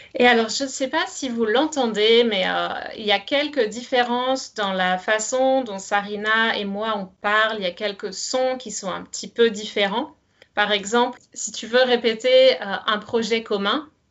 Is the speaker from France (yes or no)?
yes; France; moved away; also born or lived in Canada; j'ai grandi en France